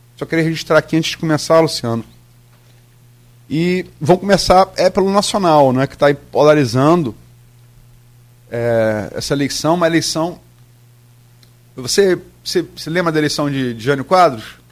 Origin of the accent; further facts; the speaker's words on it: Campos dos Goytacazes, Rio de Janeiro, Brazil; also born or lived in Niterói; Eu sou de Niterói, fui criado em Campos